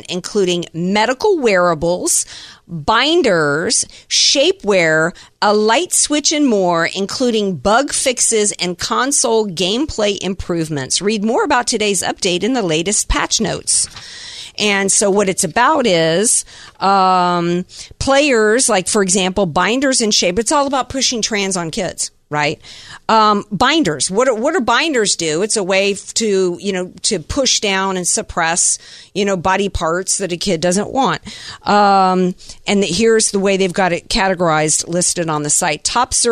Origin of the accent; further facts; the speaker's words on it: the South, United States; now in San Diego, United States; I grew up in the South.